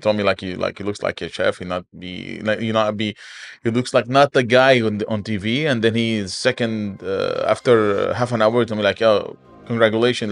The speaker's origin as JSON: {"language": "English", "town": "Aleppo", "region": "Aleppo Governorate", "country": "Syria", "also_born_or_lived": "Kuwait", "moved": "as an adult", "lives_now": "Dubai, United Arab Emirates", "said": "I'm from Aleppo"}